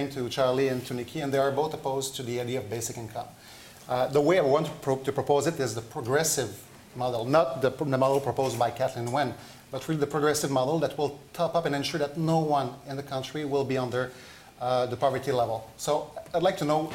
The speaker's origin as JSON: {"language": "English", "region": "Quebec", "country": "Canada", "said": "I'm from Quebec"}